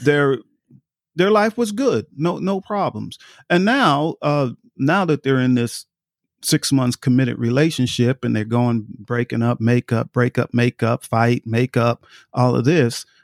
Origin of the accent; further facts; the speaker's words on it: New York, United States; I grew up in New York